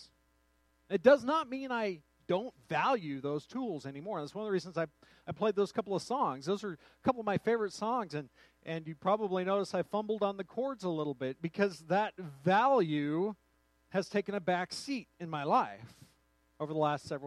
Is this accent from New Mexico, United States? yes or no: yes; Truth or Consequences, New Mexico, United States; my hometown of Truth or Consequences, New Mexico